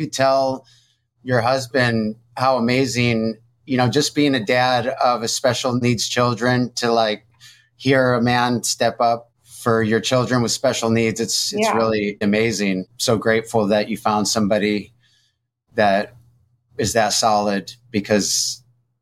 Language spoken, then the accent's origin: English; Detroit, Michigan, United States; now in California, United States; I'm from Detroit originally, but I've been here